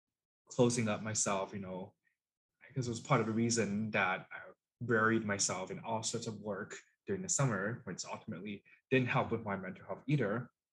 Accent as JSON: {"language": "English", "country": "China", "lives_now": "Canada", "said": "So I'm Chinese Canadian. I am an immigrant to Canada. My parents also immigrated to Canada."}